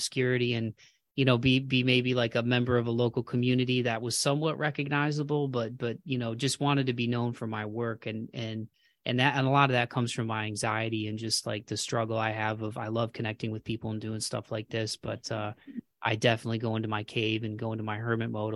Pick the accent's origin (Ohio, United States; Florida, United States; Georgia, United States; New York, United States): Ohio, United States; Toledo; moved away as an adult; now in Nashville, United States; I'm from Ohio too. I'm from Toledo